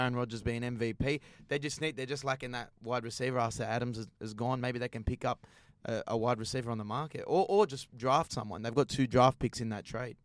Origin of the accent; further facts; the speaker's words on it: Australia; As an Aussie